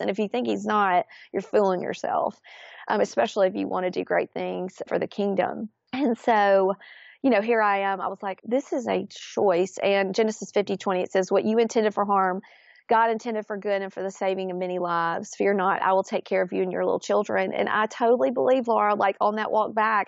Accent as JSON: {"language": "English", "town": "Florence", "region": "Alabama", "country": "United States", "tie": "born or raised there", "said": "grew up, born and raised in Florence, Alabama"}